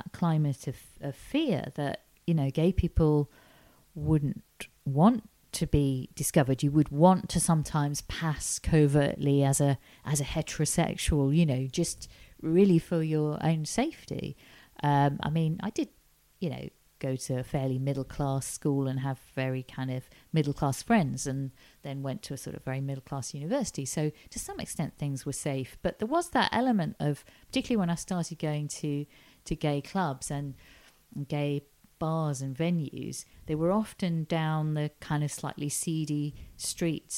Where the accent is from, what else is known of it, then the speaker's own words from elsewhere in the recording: Ormskirk, North West England, United Kingdom; moved away as an adult; also born or lived in York; now in London, United Kingdom; I grew up in a town called Ormskirk in Lancashire, quite near Liverpool